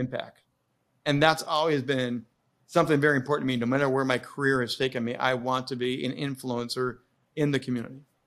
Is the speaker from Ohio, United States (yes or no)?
no; Indiana, United States; I grew up in Indiana